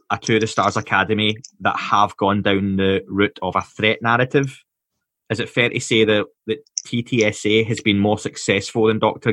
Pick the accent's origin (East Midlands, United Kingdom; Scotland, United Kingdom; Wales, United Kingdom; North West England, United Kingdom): Scotland, United Kingdom; being Scottish